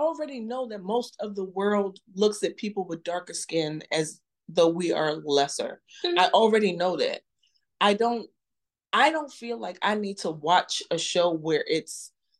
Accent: United States; I am a Black American. I was born and raised in this country.

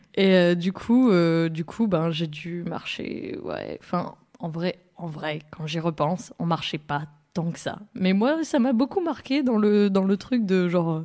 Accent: France; je suis née dans les Pyrénées, euh, donc euh, au sud-sud de la France, vraiment à la frontière de l'Espagne

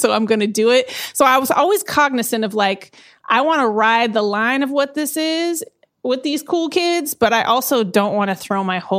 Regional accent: Eugene, Oregon, United States; also born or lived in Portland / Salinas / San Diego / Phoenix; I am from Eugene, Oregon, originally. And then I moved to Portland, Oregon, Salinas, California, San Diego, Phoenix, and then Brooklyn.

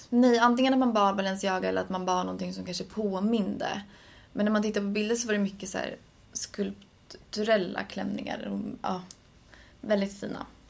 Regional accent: Sweden; som svensk

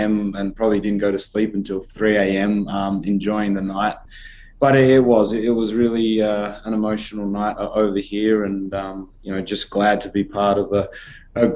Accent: Australia; as an Australian number one, but as an Australian athlete number two

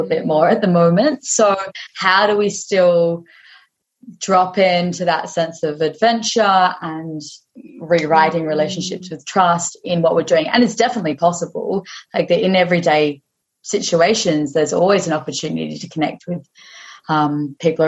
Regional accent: Western Australia, Australia; I was this stranger from Aussie that had just rocked up in Hawaii

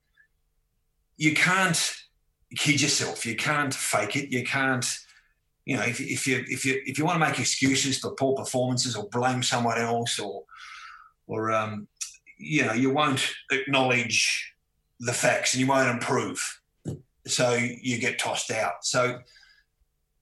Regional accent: Tasmania, Australia; growing up in Tasmania, I had a, you know, wonderful, free-spirited childhood

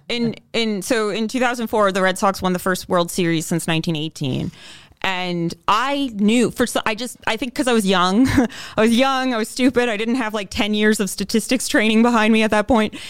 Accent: London, Ontario, Canada; moved away as an adult; I'm originally from London, Ontario, but I haven't, other than just kind of being holed up there for some of the pandemic, I haven't lived there

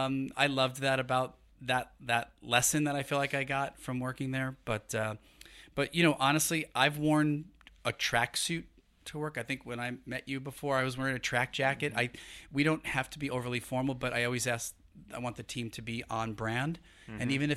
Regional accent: Brooklyn, New York, United States; You know, I grew up in Brooklyn, so, didn't know style when I was a kid growing up.

